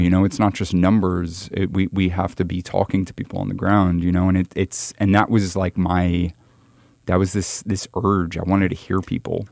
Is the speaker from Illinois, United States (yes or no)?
no; New York, United States; I'm very close to growing up in New York